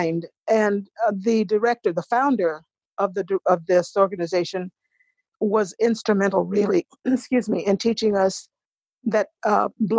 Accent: Biloxi, Mississippi, United States; I was born in Biloxi, Mississippi

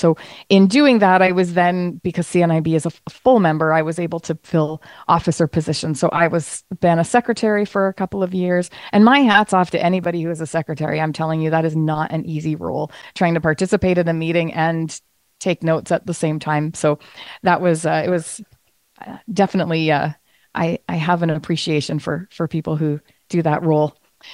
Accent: Ottawa, Ontario, Canada; I am from Ottawa, Ontario, Canada

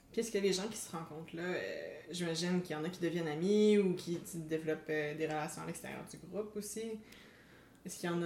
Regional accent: Quebec, Canada; notre chez nous en tant que Québécoise euh, d'origine euh, française qui vit ici et qui a eu une éducation typique dans le système d'éducation québécois

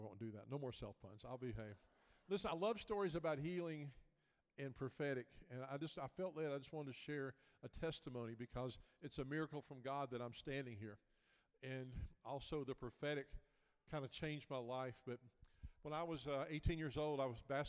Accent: Memphis, Tennessee, United States; moved away as an adult; now in Florida, United States; Originally from Memphis, Tennessee, about 50 years, and the last 14 years been down in Florida

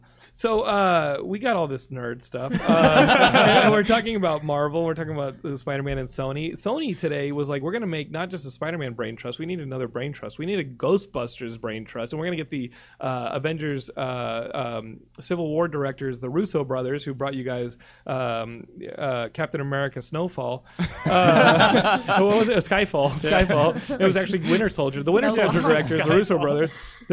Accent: South Africa; born there; I was born in South Africa.

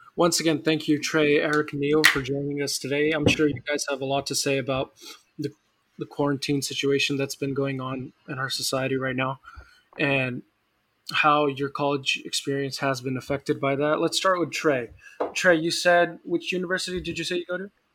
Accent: Stockton, California, United States; Stockton hot weather, which is where I live right now. It's my hometown

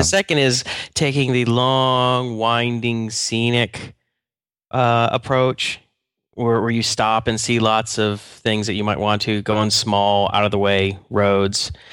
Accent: Atlanta, Georgia, United States; moved away; I'm from Georgia, actually. I'm from Atlanta

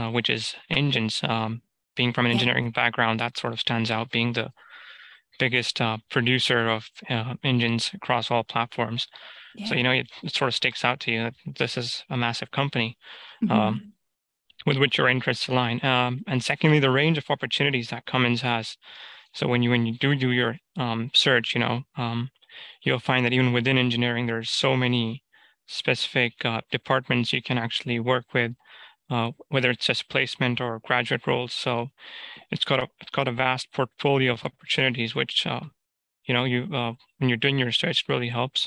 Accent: Pakistan; moved away as an adult; also born or lived in Leicester, United Kingdom; now in United Kingdom; I'm originally from Pakistan. So I did my bachelor's back there, but then I came here

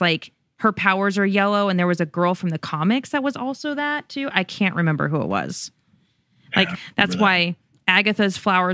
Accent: Las Vegas, Nevada, United States; I'm from Vegas.

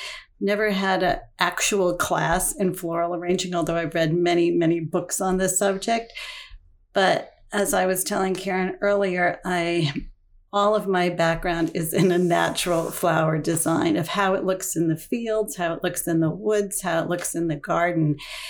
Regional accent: Wilmington, Delaware, United States; So I grew up in Wilmington, Delaware. My father was a salesman with DuPont, which actually meant we moved all over the country every couple of years.

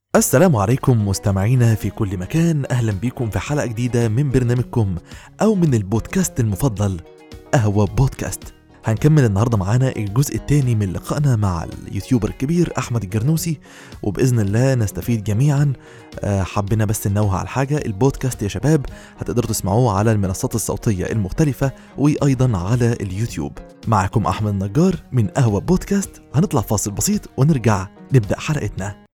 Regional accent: Egypt; احنا كمصريين

